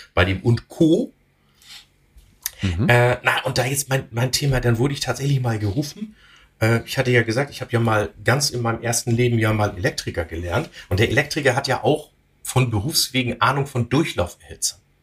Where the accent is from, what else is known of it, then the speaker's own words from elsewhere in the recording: Northern Germany, Germany; als Norddeutscher